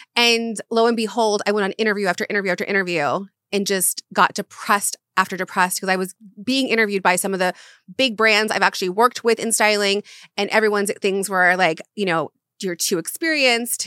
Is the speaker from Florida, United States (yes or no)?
yes; Florida, United States; moved away as an adult; also born or lived in Charleston, South Carolina; now in Los Angeles, United States; I was raised in Florida